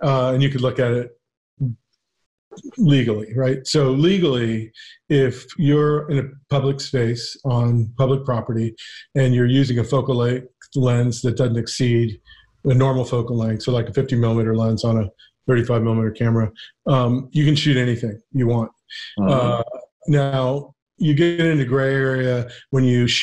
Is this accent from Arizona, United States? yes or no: no; Ventura County, California, United States; moved away as an adult; also born or lived in New York; growing up in Ventura County, rural Ventura County